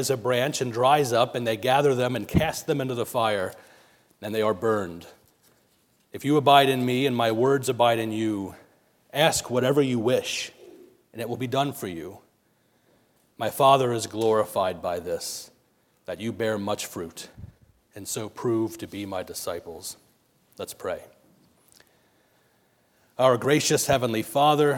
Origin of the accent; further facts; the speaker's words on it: Lancaster County, Pennsylvania, United States; moved away; also born or lived in Pittsburgh, Pennsylvania; I'm originally from Lancaster County, so this, what we're surrounded by here, seems like home to me